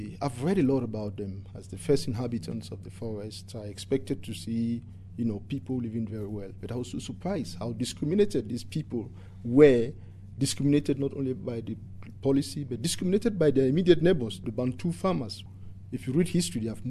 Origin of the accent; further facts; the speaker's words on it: Anglophone Cameroon, Cameroon; I was born and grew up from the English-speaking Cameroon, which was a minority